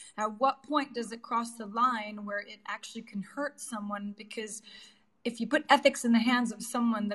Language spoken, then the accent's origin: English; New York City, New York, United States; And I was born and raised in New York City in the projects. And I know what that was like in East New York and in Brooklyn as well.